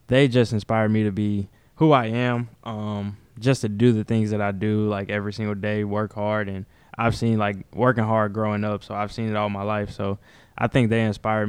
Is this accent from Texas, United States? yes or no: no; Florida, United States; I'm from Florida.